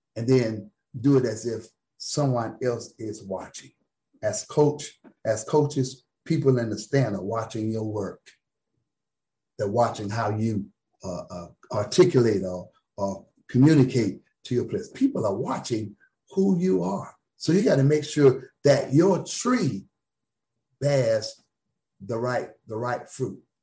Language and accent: English; South Florida, United States; now in Tallahassee, United States; I'm from South Florida